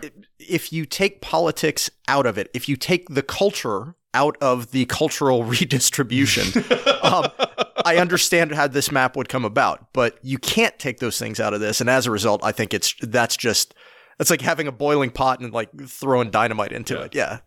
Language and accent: English; Appalachia, United States; I grew up in Appalachia. I've spent much of my life in Appalachia.